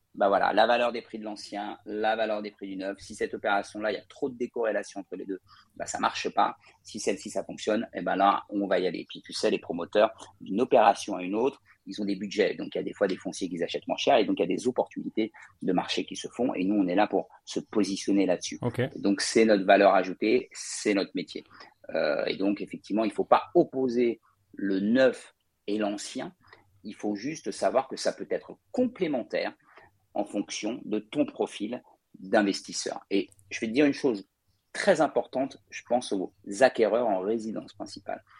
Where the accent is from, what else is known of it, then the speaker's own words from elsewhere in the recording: Paris, Île-de-France, France; je suis parisien euh, d'origine